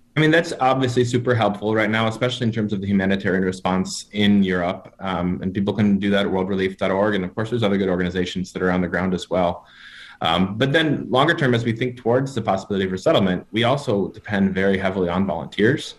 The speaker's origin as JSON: {"language": "English", "region": "Wisconsin", "country": "United States", "tie": "born or raised there", "also_born_or_lived": "Wheaton, Illinois", "moved": "as an adult", "said": "I grew up up in Wisconsin, a little, small city about three hours north of Chicago"}